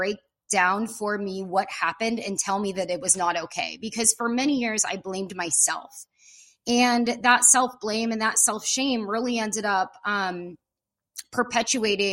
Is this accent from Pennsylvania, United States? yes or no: no; Pacifica, California, United States; now in Ojai, United States; I'm from Northern California, up by the San Francisco Bay Area in a little town called Pacifica, California